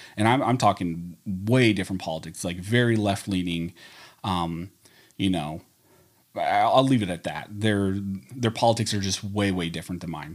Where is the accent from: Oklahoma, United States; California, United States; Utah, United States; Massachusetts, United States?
California, United States; also born or lived in Pennsylvania; where I grew up in California, where we only had indoor ranges